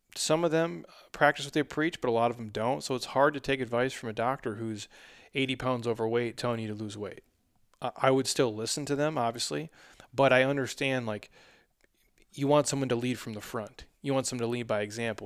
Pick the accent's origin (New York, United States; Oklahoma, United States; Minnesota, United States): Minnesota, United States; now in Arizona, United States; I'm from Minnesota